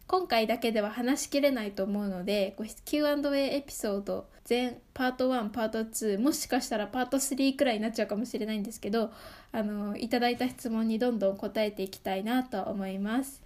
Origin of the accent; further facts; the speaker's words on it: Saitama, Japan; 埼玉で生まれて埼玉で育って